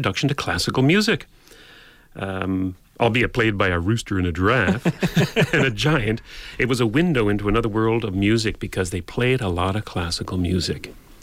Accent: St. John's, Newfoundland and Labrador, Canada; I grew up in St. John's, Newfoundland

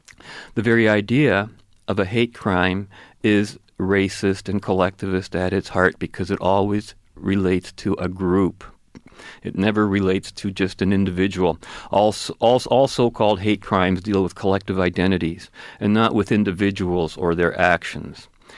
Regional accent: Kelowna, British Columbia, Canada; Because I'm Canadian, I replied. But what about your people? Where are you from? I'm from Kelowna, B.C.

